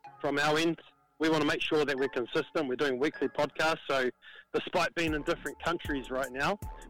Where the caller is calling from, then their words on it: Lautoka, Western Division, Fiji; I'm live from Lotoka, sunny Lotoka, with a high of 31 degrees today.